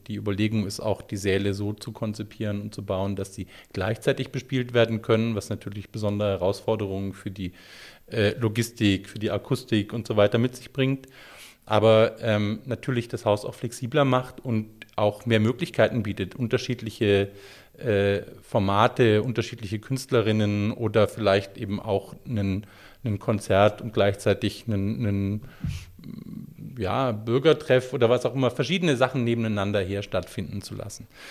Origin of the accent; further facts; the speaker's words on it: Stuttgart, Baden-Württemberg, Germany; Stuttgarter, der auch damals in Stuttgart gelebt hat